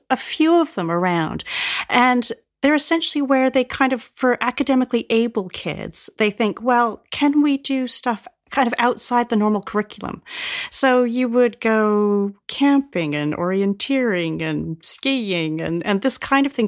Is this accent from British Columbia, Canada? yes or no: yes; Vancouver, British Columbia, Canada; moved away as an adult; also born or lived in Nottingham / Toronto; now in United Kingdom; I grew up in Vancouver